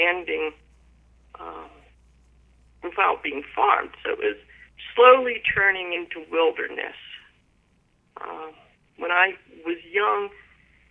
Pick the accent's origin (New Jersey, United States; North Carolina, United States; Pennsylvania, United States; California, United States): Pennsylvania, United States; Pittsburgh; now in Big Island of Hawaii, United States; I grew up in an area that was very poor